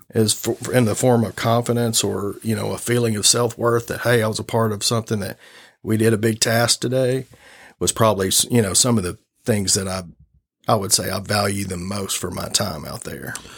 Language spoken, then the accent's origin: English; Augusta, Arkansas, United States; growing up in Augusta and being from, from Augusta, uh, growing up on a farm